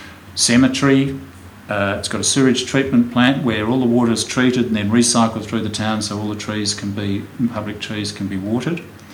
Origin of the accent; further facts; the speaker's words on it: Woomera, South Australia, Australia; I grew up in Woomera, which was in the middle of the desert. It was a defence installation.